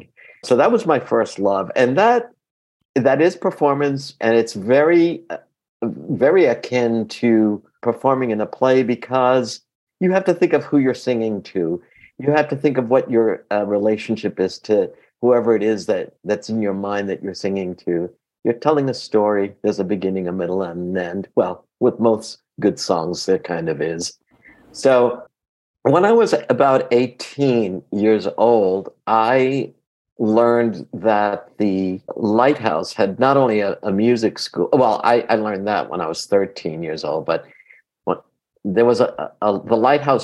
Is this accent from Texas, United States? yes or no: no; New York City, New York, United States; first language Greek; English is a second language; also born or lived in London, England; I lived in Astoria, Queens